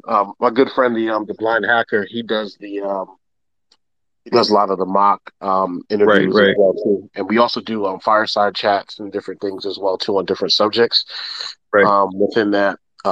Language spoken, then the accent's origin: English; Yonkers, New York, United States; now in Washington, D.C. area, United States; I'm currently living in the near the DC area. So, but I'm originally from Yonkers, New York